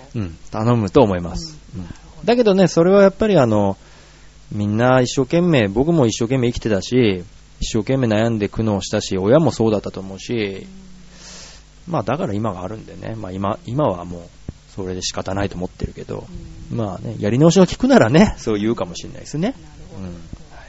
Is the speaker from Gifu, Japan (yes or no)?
yes; Gifu, Japan; born or raised there; moved away as an adult; now in Tokyo, Japan